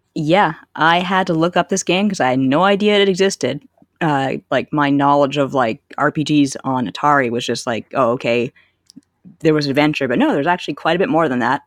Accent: Canada; growing up in Canada

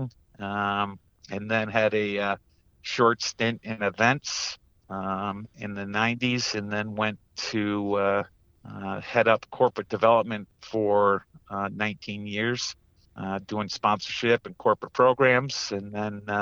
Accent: Hudson Falls, New York, United States; Grew up in a small town of Hudson Falls, New York, just outside of Glens Falls

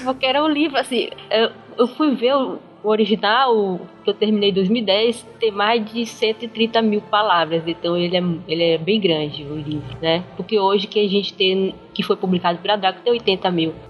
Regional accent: interior of Pará, Brazil; moved away as an adult; now in São Luís, Brazil; Eu nasci em São Luís, Maranhão, mas eu não fui criada em São Luís, eu fui criada no interior do Pará. Morei lá até uns 20 anos.

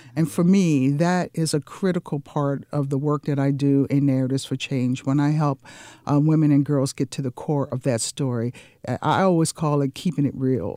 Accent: Washington, District of Columbia, United States; moved away as an adult; also born or lived in California / New Jersey; now in Jacksonville, United States; I was born and raised in the Washington, D C area. That's where I grew up.

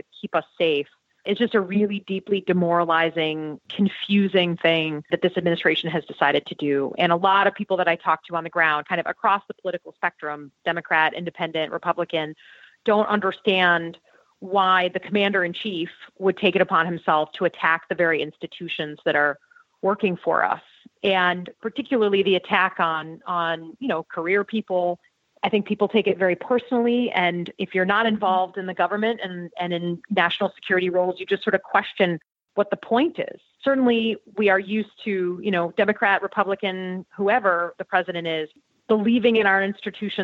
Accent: Michigan, United States; I grew up in Michigan

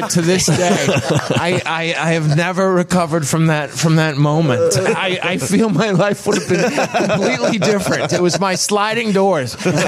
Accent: Peabody, Massachusetts, United States; Peabody, Massachusetts, which is on the North Shore of Massachusetts, close to Salem

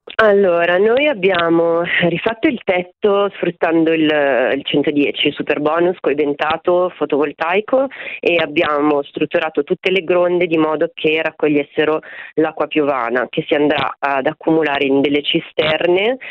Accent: Milan, Lombardy, Italy; moved away as an adult; now in Gubbio, Italy; io nata e cresciuta a Milano, trasferita sull'Appennino Umbro Marchigiano da un paio d'anni

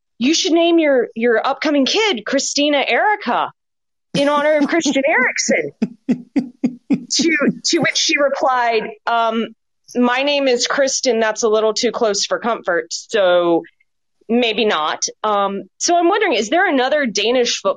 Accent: Hillsborough, North Carolina, United States; from Hillsborough, North Carolina

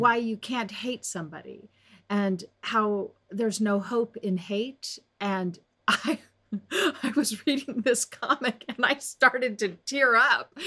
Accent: Las Vegas, Nevada, United States; when I was a young girl growing up in Las Vegas

